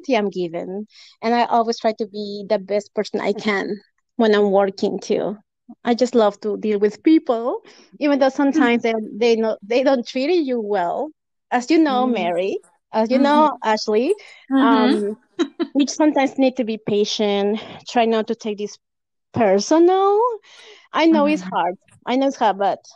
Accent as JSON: {"language": "English", "region": "Lima", "country": "Peru", "tie": "born or raised there", "also_born_or_lived": "Canada", "first_language": "Spanish", "second_language": "English", "moved": "as an adult", "lives_now": "United States", "said": "I was born in Lima, Peru, in 1987."}